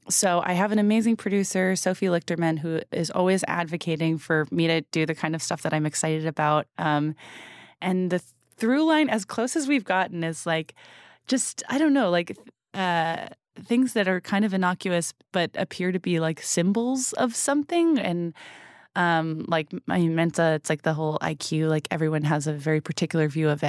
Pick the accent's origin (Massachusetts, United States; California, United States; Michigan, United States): Massachusetts, United States; we're from Southern Massachusetts